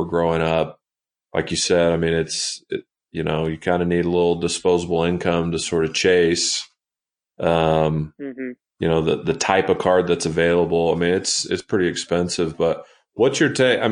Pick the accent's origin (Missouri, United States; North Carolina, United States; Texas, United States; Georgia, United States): Texas, United States; Dallas; now in Salt Lake City, United States; so I grew up in Dallas